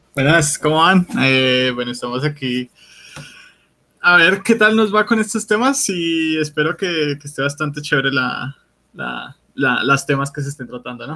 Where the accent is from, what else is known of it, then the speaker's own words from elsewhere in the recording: Bogotá, Colombia; Yo soy de Bogotá